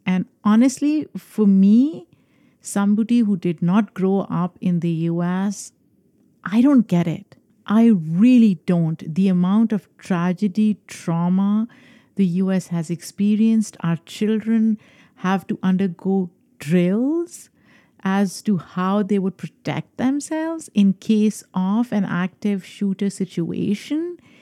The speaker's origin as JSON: {"language": "English", "region": "New York", "country": "United States", "tie": "born or raised there", "said": "New York is my hometown."}